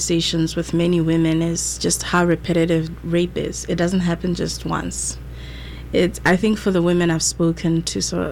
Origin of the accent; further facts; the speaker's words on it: Botswana; also born or lived in South Africa / Syracuse, United States; now in United States; I'm from Botswana. I went to school in South Africa, and then I came to the US